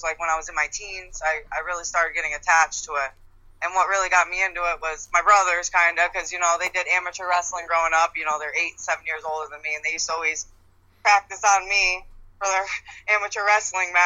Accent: Albany, New York, United States; also born or lived in Schenectady; growing up in Albany and then going to the school in Albany

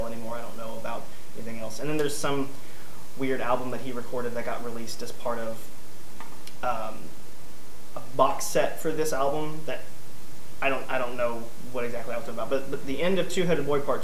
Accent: Louisville, Kentucky, United States; Louisville, where I'm from

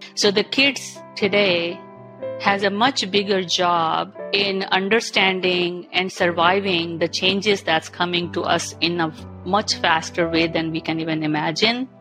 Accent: India; moved away as an adult; now in Canada; I'm born and brought up in India

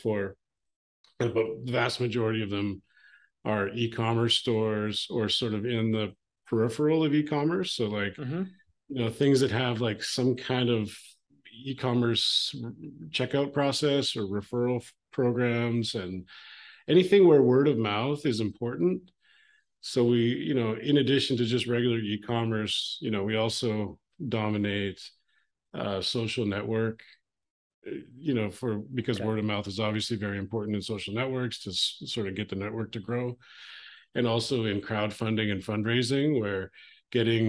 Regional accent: Calgary, Alberta, Canada; I grew up in Western Canada, a city called Calgary

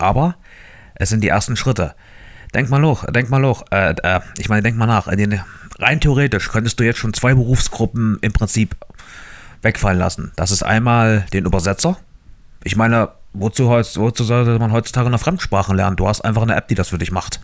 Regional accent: Germany; bei uns in Deutschland

